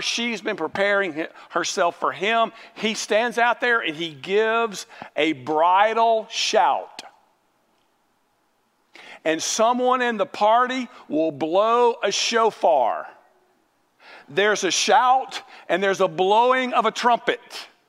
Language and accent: English; Mobile, Alabama, United States; Now let me tell you, I grew up in Mobile, and I don't like Mardi Gras, and I don't like what Mardi Gras stands for, and we didn't participate in Mardi Gras.